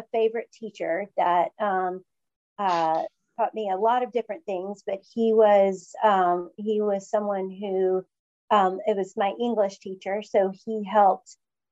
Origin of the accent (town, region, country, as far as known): West Point, Georgia, United States; born or raised there; now in Atlanta, United States